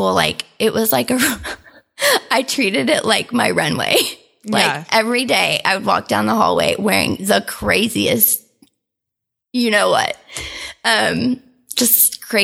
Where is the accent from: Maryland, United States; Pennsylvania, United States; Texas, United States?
Texas, United States; Houston; moved away as an adult; also born or lived in St. Louis, Missouri; now in Oklahoma City, United States; I was born and raised in Houston